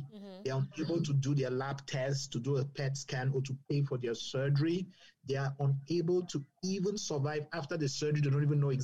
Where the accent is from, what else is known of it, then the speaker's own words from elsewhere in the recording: Cameroon; moved away; I grew up in Cameroon.